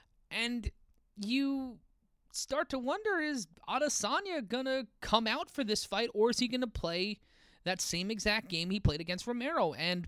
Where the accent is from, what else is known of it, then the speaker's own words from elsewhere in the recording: New York City, New York, United States; Brooklyn, my hometown, right down the street from where I grew up at the Barclays Center.